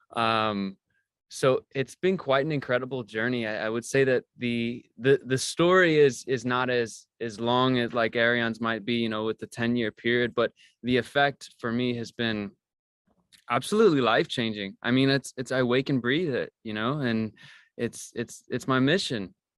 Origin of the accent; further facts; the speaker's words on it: Missouri, United States; moved away as an adult; also born or lived in Oregon; I grew up in Missouri and, and never really had left the state